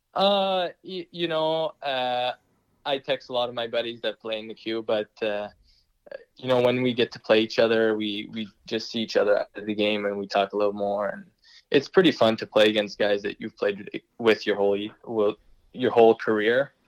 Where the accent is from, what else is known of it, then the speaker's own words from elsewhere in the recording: Moncton, New Brunswick, Canada; being named captain of the Moncton Wildcats, my you know, my, my hometown team